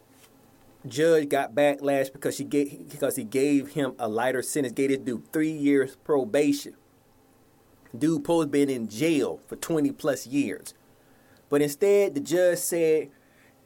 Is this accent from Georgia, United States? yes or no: yes; Atlanta, Georgia, United States; my hometown, Atlanta